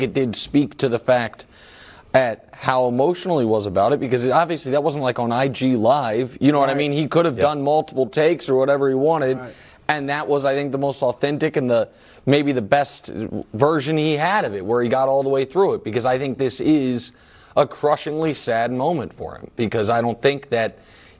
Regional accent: Kansas City, Missouri, United States; my hometown, what you've done for Kansas City

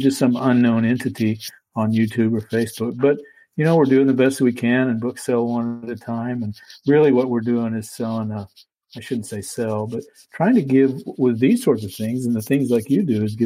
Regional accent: Weatherford, Texas, United States; moved away; also born or lived in Alaska; Just west of Fort Worth, a little town called Weatherford

